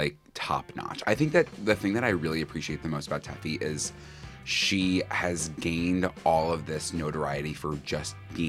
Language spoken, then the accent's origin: English; Long Island, New York, United States; accent: Long Island